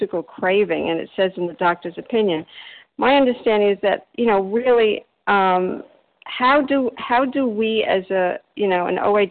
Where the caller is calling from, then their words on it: Delray Beach, Florida, United States; I'm calling from Delray Beach, Florida.